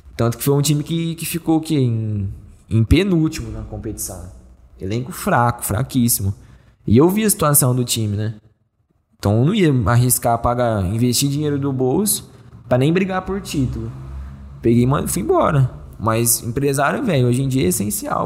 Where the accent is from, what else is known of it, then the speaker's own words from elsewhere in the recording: Brazil; eu sou brasileiro